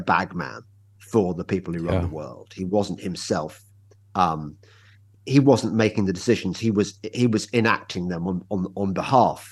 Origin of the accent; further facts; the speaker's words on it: England, United Kingdom; I'm English